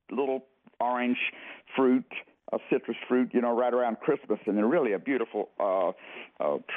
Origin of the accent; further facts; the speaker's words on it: Florida, United States; I grew up in Florida